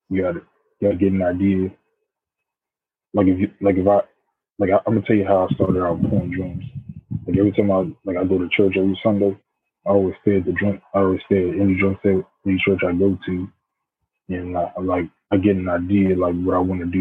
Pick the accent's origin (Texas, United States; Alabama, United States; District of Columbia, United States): District of Columbia, United States; Washington; I'm from the United States, Washington District of Columbia